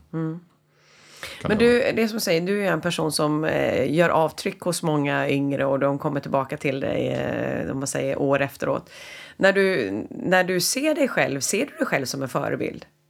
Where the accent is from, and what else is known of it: Sweden